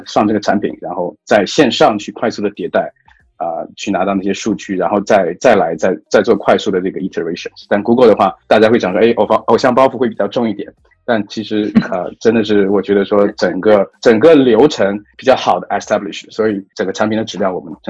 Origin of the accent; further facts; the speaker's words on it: China; moved away as an adult; now in Singapore; 因为我本身不是新加坡人，我也我也在东南亚，我并不是土生土长东南亚人嘛，我是从呃中国大陆啊几年前来到新加坡